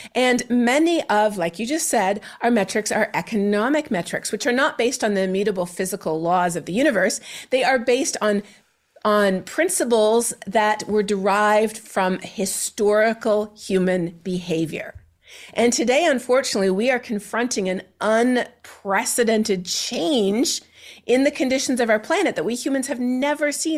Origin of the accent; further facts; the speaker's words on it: Canada; my home country of Canada